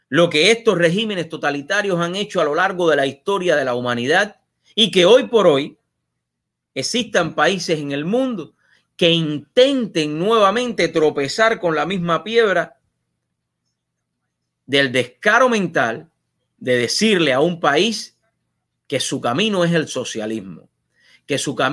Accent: Cuba; moved away as an adult; salí de Cuba con 20 años. Salí de Cuba buscando libertad, que era lo que no tenía en Cuba.

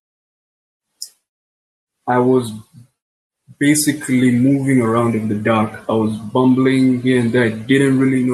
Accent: Kenya; I'm from Kenya.

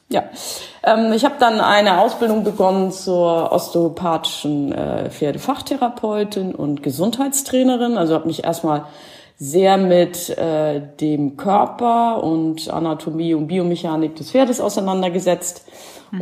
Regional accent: Schleswig-Holstein, Germany; also born or lived in Stuttgart / Cologne; now in Carinthia, Austria; ursprünglich komme ich äh, aus Schleswig-Holstein in der Nähe von Hamburg

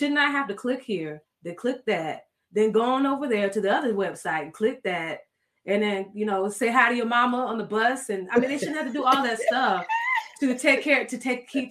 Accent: South Florida, United States; I'm from South Florida

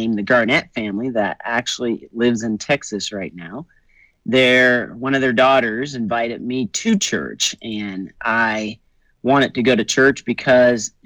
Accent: Nova Scotia, Canada; now in Castle Rock, United States; I'm originally from Nova Scotia, Canada

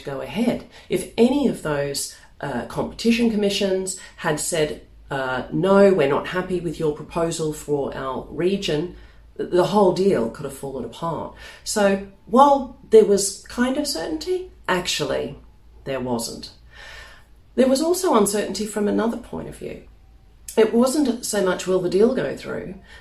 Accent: Melbourne, Victoria, Australia; moved away as an adult; now in London, United Kingdom; In 2004, I moved from Melbourne in Australia, my hometown, over here to London.

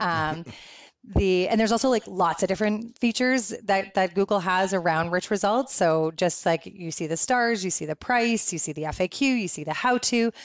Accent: Canada; also born or lived in Guelph, Ontario; I'm Canadian

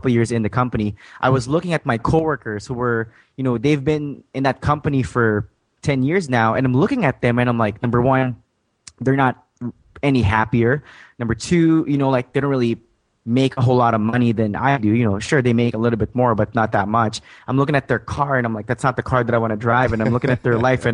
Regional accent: Saudi Arabia; English is a second language; also born or lived in Philippines / Calgary, Alberta, Canada; now in Canada; I was born in a small farm back in the Philippines, but I was raised in Saudi Arabia.

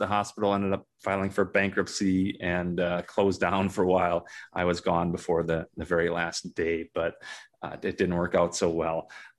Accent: Minnesota, United States; I grew up in Minnesota, went to undergrad and medical school at the University of Minnesota

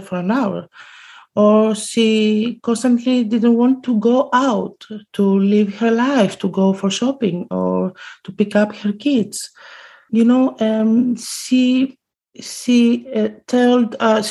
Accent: Greece; now in Amsterdam, Netherlands; I'm from Greece

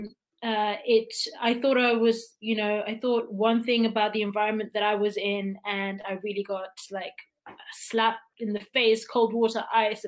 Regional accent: Italy; I'm Italian. And I always would always say, oh, that's because it's simple. My passport's Italian. And like that, I was born there

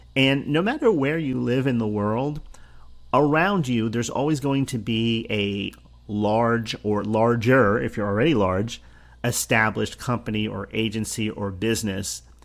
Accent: New Jersey, United States; I grew up in New Jersey, the state of New Jersey

